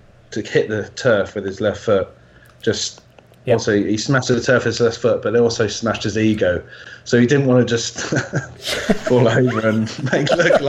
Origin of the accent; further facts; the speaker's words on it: Wales, United Kingdom; as a Welshman as well